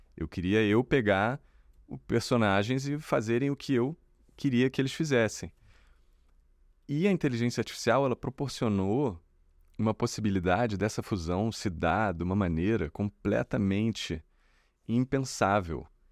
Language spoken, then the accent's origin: Portuguese; Brazil